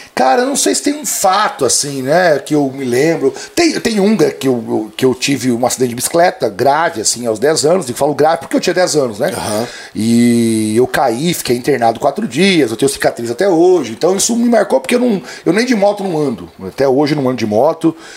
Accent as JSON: {"language": "Portuguese", "town": "Cascavel", "region": "Paraná", "country": "Brazil", "tie": "born or raised there", "also_born_or_lived": "Palmas, Paraná", "said": "Eu nasci em Palmas, no Paraná"}